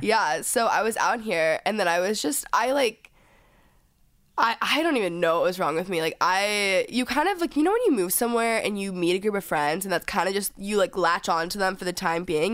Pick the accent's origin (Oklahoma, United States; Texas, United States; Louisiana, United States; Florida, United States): Texas, United States; now in Los Angeles, United States; growing up in Texas